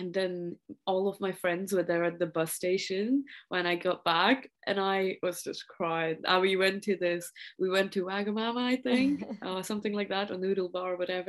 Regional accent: Maharashtra, India; first language Marathi; English is a second language; moved away; I come from the state of Maharashtra originally, and the community, like my mother tongue is Marathi

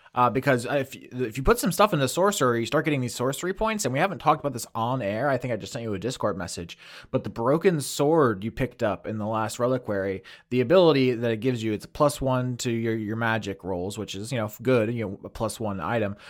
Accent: Florida, United States; growing up in Florida

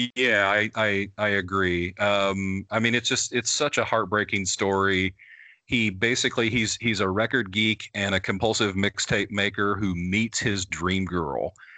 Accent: Midwest, United States; I was a farm kid growing up in the Midwest as a metalhead

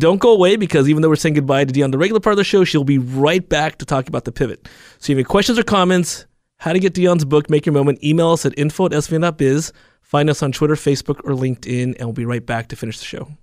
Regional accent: Alameda, California, United States; my hometown, Alameda

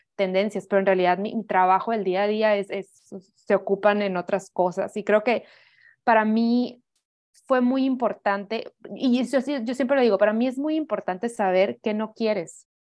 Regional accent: Hermosillo, Sonora, Mexico; yo soy de Hermosillo, Sonora. Ahí me crié toda mi vida

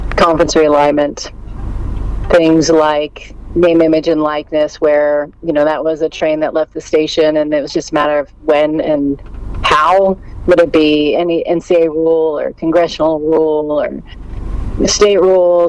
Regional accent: New Jersey, United States; moved away as an adult; I grew up in New Jersey.

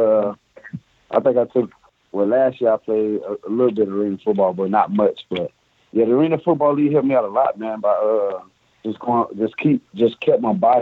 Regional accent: South Georgia, United States; moved away as an adult; also born or lived in Florida; now in Montreal, Canada; I'm from South Georgia, like south of, Atlanta, of course, and kind of near Florida

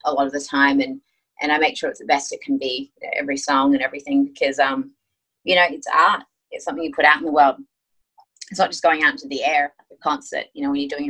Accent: Australia; accent: Aussie; also born or lived in Greece; now in United States; my Aussie accent

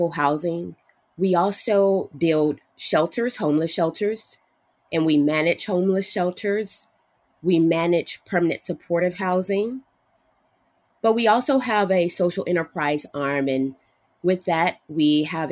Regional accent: Los Angeles, California, United States; We grew up in Los Angeles

